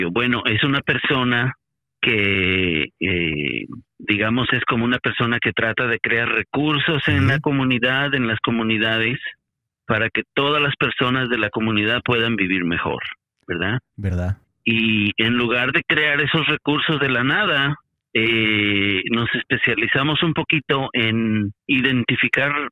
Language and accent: Spanish; Mexico; now in United States; yo salí de México porque estaba buscando un poco de espacio personal para reevaluar revaluar la vida y revaluar metas y demás. Y llegué aquí a Estados Unidos